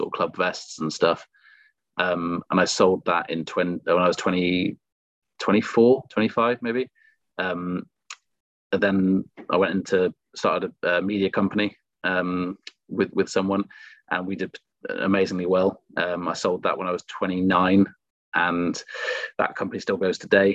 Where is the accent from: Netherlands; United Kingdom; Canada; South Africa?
United Kingdom; Cheltenham, South West England; I grew up in Cheltenham